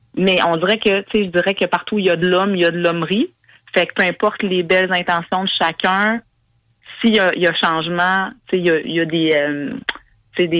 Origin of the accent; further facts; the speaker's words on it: Quebec, Canada; en tant que Québécois, Québécoise